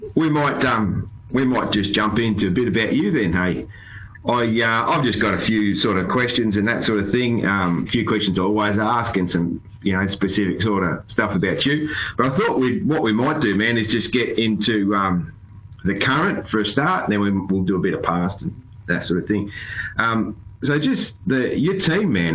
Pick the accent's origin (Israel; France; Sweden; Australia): Australia; I'm an Aussie